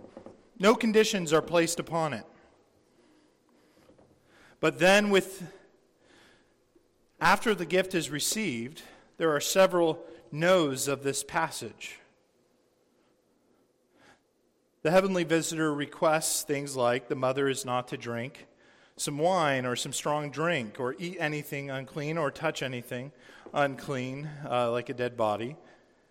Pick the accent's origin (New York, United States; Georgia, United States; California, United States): California, United States; San Diego; I grew up in San Diego, and my dad was a captain in the Navy